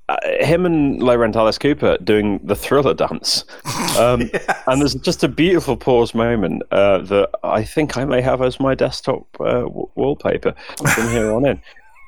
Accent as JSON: {"language": "English", "country": "United Kingdom", "accent": "crisp British", "said": "I'm British."}